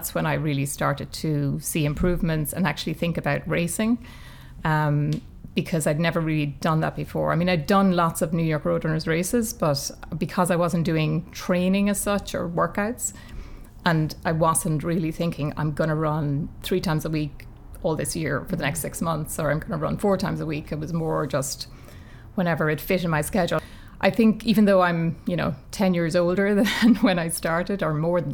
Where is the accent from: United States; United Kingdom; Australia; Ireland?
Ireland; as a kid growing up in Ireland